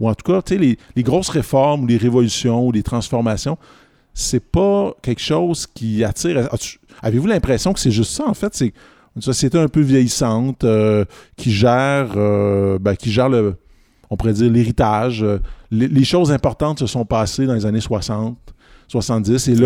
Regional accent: Quebec, Canada; mais je suis québécois, donc je suis confortable.

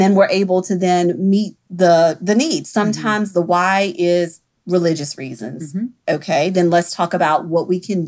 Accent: Mississippi, United States; now in New Orleans, United States; I'm originally from Mississippi

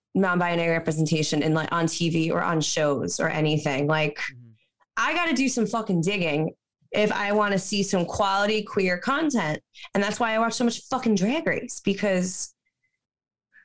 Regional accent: Long Island, New York, United States; now in New York City, United States; I grew up on Long Island and I live in the New York City now

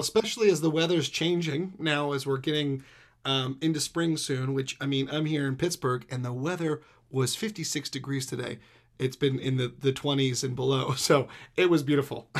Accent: East Coast, United States; I grew up on the East Coast

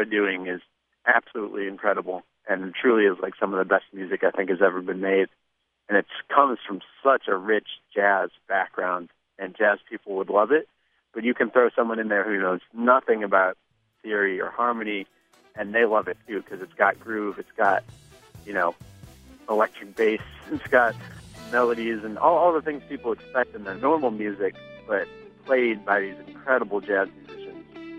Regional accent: Chicago, Illinois, United States; I'm from Chicago.

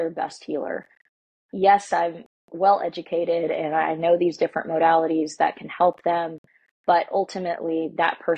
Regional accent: United States; I'm Mexican American

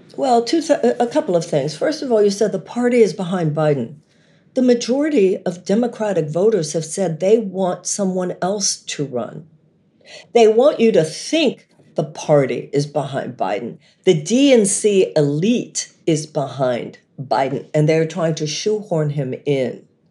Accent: United States; living as an American woman

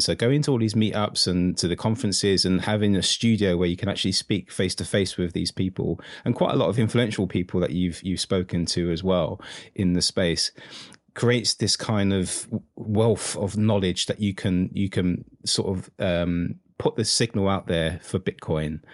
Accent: United Kingdom; only Brit in the world that doesn't like football

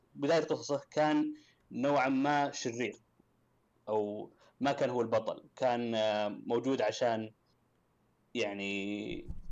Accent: Saudi Arabia; عندنا في السعوديه

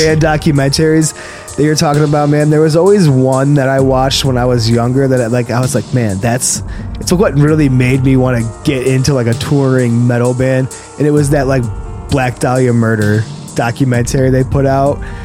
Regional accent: Buffalo, New York, United States; being in Buffalo, growing up in Western New York

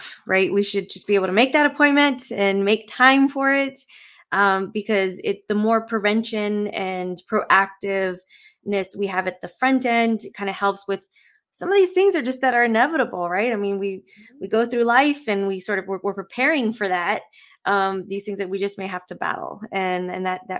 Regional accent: South Texas, United States; moved away; the community I grew up was in South Texas, where there's a large Hispanic community

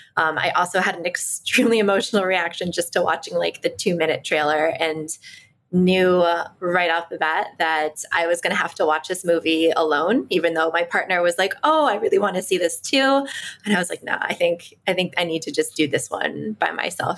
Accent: Washington, District of Columbia, United States; I was raised in Washington, D.C., to an Ashkenazi Jewish family

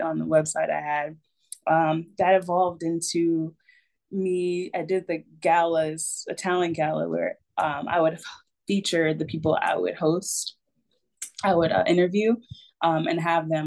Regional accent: Raleigh, North Carolina, United States; my hometown

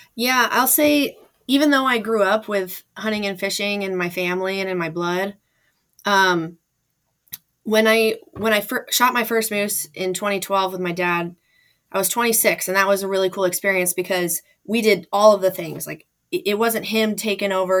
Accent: Anchorage, Alaska, United States; also born or lived in Fairbanks, Alaska; I was born in Fairbanks, Alaska, and grew up in Anchorage

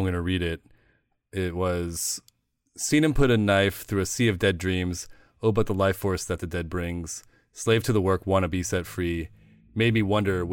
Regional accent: Midwest, United States; I grew up in the Midwest

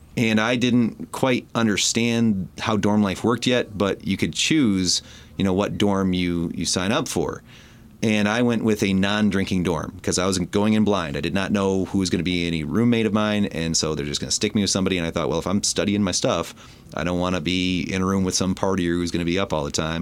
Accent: Port Huron, Michigan, United States; grew up in the city of Port Huron

